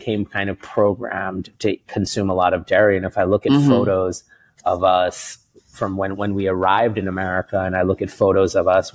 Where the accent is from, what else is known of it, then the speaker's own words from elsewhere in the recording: New York City, New York, United States; moved away as an adult; also born or lived in India / California; now in Singapore; we moved to the States. It was my brother and I and my mom and dad in 1985. And we grew up in Queens in New York City